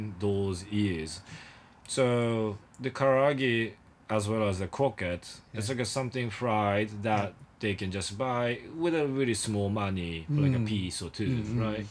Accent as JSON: {"language": "English", "town": "Nakatsu", "region": "Oita", "country": "Japan", "tie": "born or raised there", "also_born_or_lived": "Yokohama", "second_language": "English", "moved": "yes", "said": "my hometown is called Nakatsu, which is the border between Oita and Fukuoka"}